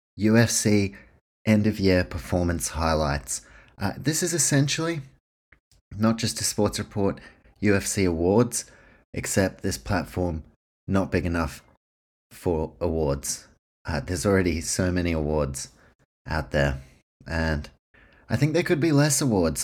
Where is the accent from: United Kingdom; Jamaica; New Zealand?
New Zealand; now in Australia; If you can't tell by my accent, this podcast, based in Australia, my home, New Zealand, that's where I'm from.